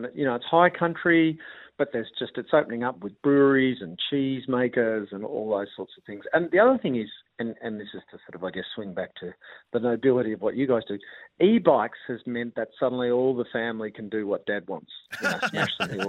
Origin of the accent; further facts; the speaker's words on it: Mount Eliza, Victoria, Australia; when I grew up in Mount Eliza.